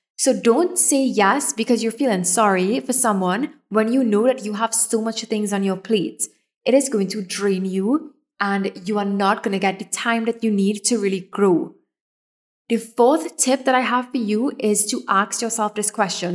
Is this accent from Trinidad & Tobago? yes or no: yes; Trinidad & Tobago; I'm from Trinidad